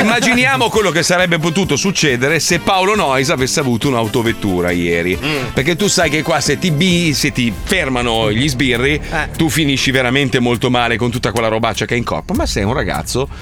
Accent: Milan, Lombardy, Italy; sono nato a Milano

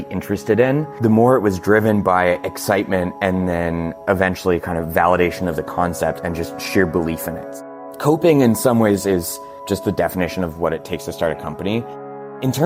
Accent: Portland, United States; growing up in Portland had a huge interest in local crafts

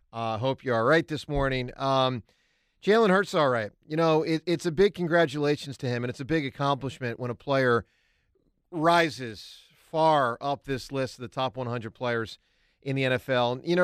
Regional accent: Huntingdon Valley, Pennsylvania, United States; There was an actual parade in my hometown of Huntington Valley.

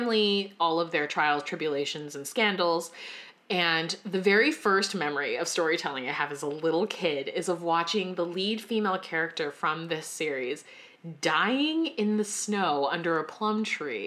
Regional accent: Raleigh, North Carolina, United States; also born or lived in Shanghai, China; I grew up in Raleigh, North Carolina

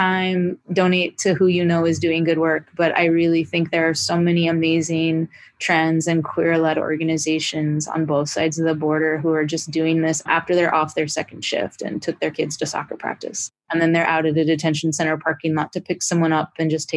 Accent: Idaho, United States; I am from Idaho

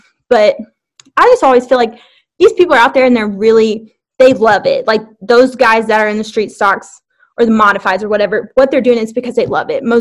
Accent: Alexander, Arkansas, United States; I am from Alexander, Arkansas. My parents' home is 2 minutes away from I-30 Speedway. I grew up with a dad who raced modifieds

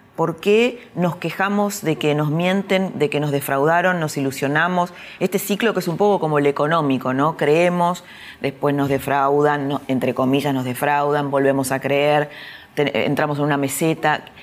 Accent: Argentina; los argentinos

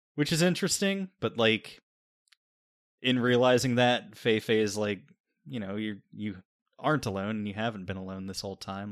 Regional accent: Pennsylvania, United States; we're both from Pennsylvania

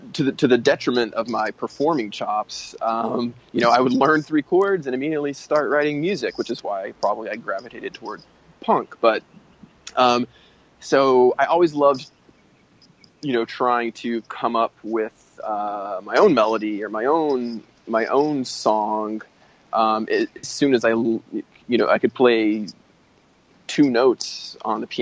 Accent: Tennessee, United States; I grew up in Tennessee, playing in a punk band

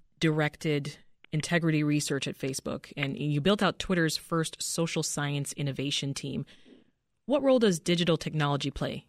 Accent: Toronto, Ontario, Canada; now in Chicago, United States; I'm from Toronto

